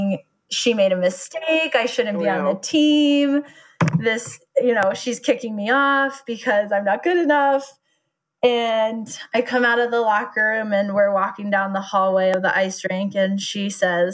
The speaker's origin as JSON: {"language": "English", "town": "Nederland", "region": "Colorado", "country": "United States", "tie": "born or raised there", "said": "we grew up in Nederland, which nobody lives in Nederland."}